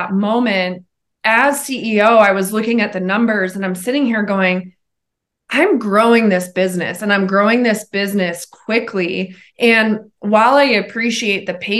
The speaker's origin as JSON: {"language": "English", "region": "Montana", "country": "United States", "tie": "born or raised there", "moved": "yes", "lives_now": "Colorado, United States", "said": "I'm born and raised in Montana"}